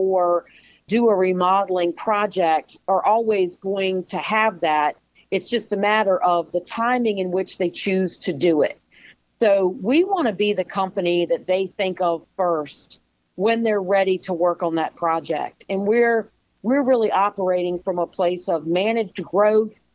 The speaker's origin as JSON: {"language": "English", "country": "United States", "tie": "born or raised there", "said": "I've been born and bred in Chesterfield County, and having lived here all my life"}